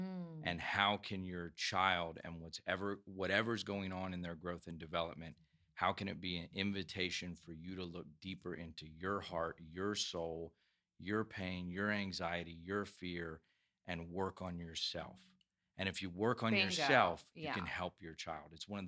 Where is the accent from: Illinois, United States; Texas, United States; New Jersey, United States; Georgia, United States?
Georgia, United States; also born or lived in Iowa / Virginia / North Carolina / South Carolina; We moved around some. I was born in Iowa, and then we moved Virginia, North Carolina, South Carolina, finally to Georgia when I was about 12.